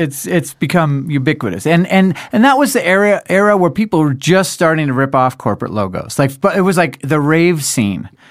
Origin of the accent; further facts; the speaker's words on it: Denver, Colorado, United States; we're from Denver